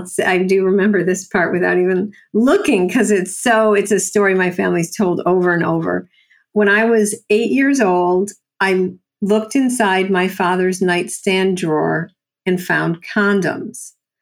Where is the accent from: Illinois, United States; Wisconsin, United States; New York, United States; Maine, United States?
New York, United States; Buffalo; accent: New Yorker; from Buffalo, New York.